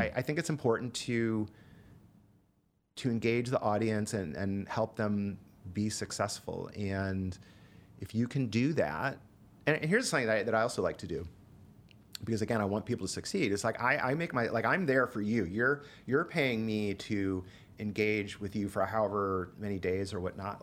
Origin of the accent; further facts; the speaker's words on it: Ottawa Hills, Ohio, United States; moved away as an adult; also born or lived in Denver / Chicago; Growing up in Ohio was the best. I grew up in Ottawa Hills, which is just outside of Toledo